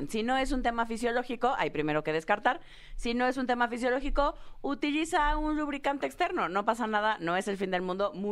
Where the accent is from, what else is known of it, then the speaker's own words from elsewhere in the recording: Tabasco, Mexico; sí, soy tabasqueña.